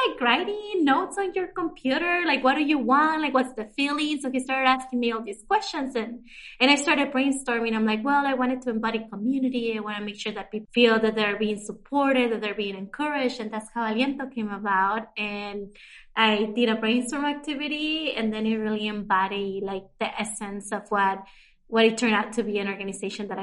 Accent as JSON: {"language": "English", "region": "Arizona", "country": "United States", "tie": "born or raised there", "said": "I grew up undocumented, meaning that didn't have any papers growing up in Arizona"}